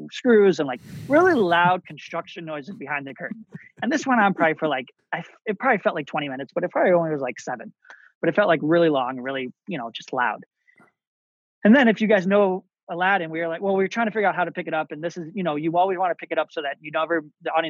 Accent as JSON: {"language": "English", "town": "Chicago", "region": "Illinois", "country": "United States", "tie": "born or raised there", "said": "I grew up in Chicago, outside of Chicago, Illinois"}